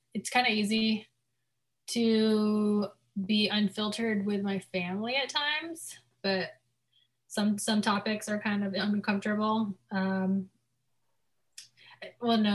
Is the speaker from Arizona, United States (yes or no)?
yes; Arizona, United States; I'm from Arizona